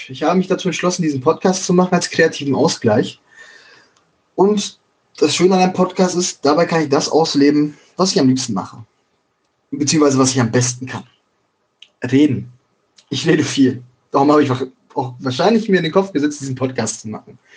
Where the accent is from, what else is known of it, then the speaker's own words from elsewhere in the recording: Schwerte, North Rhine-Westphalia, Germany; also born or lived in Dortmund / Bochum; ich bin halt geboren und aufgewachsen in Schwerte, Dortmund und Bochum. Den Großteil meiner Kindheit habe ich in diesen drei Städten verbracht